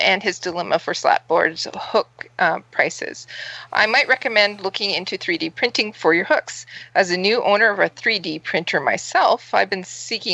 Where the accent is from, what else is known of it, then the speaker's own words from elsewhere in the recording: England, United Kingdom; we're English